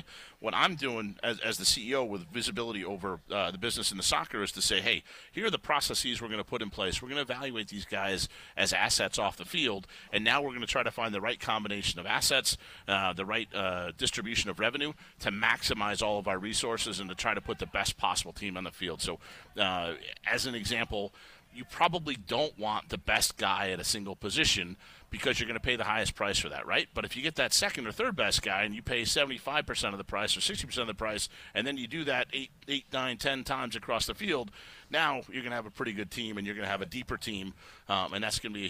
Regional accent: Chicago, Illinois, United States; moved away; I grew up in Chicago watching Michael Jordan and Walter Payton

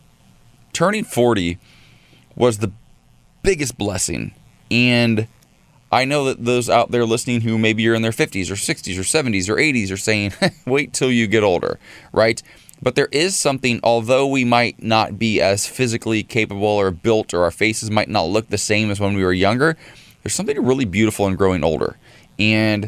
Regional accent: Columbus, Ohio, United States; now in Los Angeles, United States; Columbus, Ohio, my hometown.

